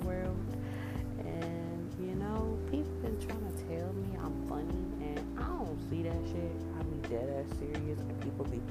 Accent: Kennesaw, Georgia, United States; also born or lived in Valdosta, Georgia / East Atlanta / Decatur, Georgia; I'm from Atlanta. I'm really from Kennesaw

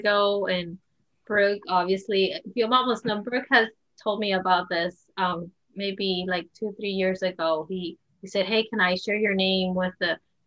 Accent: Colombia; English is a second language; now in United States; I did not grow up in Cuba. I grew up in Colombia.

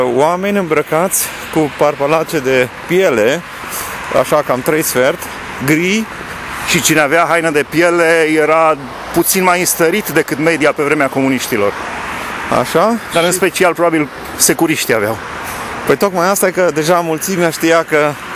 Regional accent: Alba Iulia, Alba County, Romania; eu am crescut la Alba Iulia

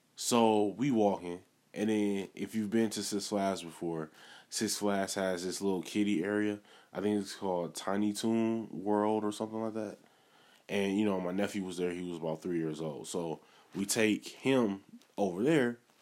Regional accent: Milwaukee, Wisconsin, United States; I'm originally from Milwaukee

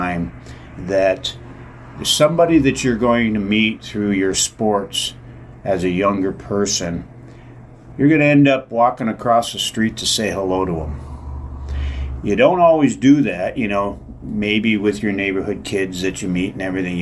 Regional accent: Windsor, Ontario, Canada; also born or lived in Maryland; I grew up on Curry Avenue in the West End

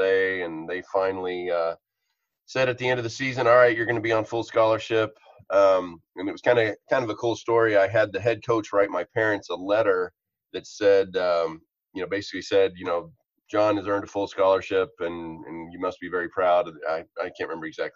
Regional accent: Arkansas, United States; moved away as an adult; also born or lived in Nashville, Tennessee / Montreal; I am from Arkansas

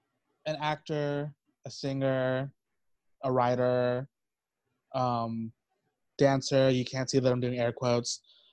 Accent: Fort Stockton, Texas, United States; moved away as an adult; also born or lived in Big Spring, Texas; now in Boston, United States; I am from a beautiful desert town called Fort Stockton, roughly a population of 10 people, including myself. Very tiny town.

